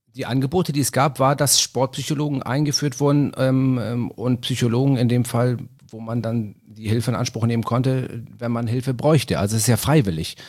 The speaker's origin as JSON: {"language": "German", "region": "Hamburg", "country": "Germany", "said": "Ich bin Hamburger, ich bin Stadtpatriot"}